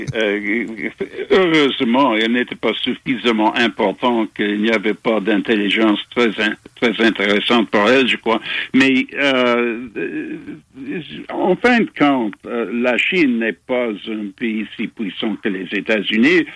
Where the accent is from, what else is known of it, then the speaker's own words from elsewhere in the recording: Montreal, Quebec, Canada; also born or lived in England; now in Toronto, Canada; Je suis né à Montréal. Je suis dans mon cœur, je suis toujours québécois